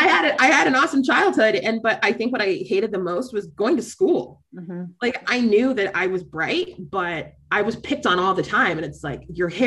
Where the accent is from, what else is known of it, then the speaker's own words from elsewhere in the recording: Florida, United States; I grew up in Florida.